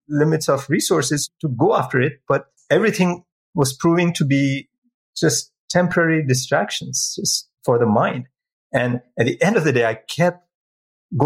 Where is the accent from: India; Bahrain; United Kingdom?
India; moved away; I'm originally from India. It's in my culture